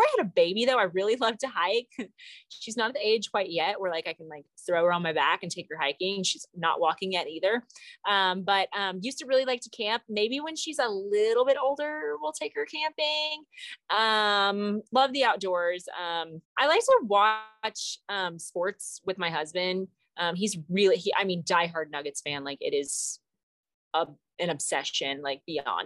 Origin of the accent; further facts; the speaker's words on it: Arkansas, United States; now in Colorado, United States; I'm from Arkansas, Arkansas Razorbacks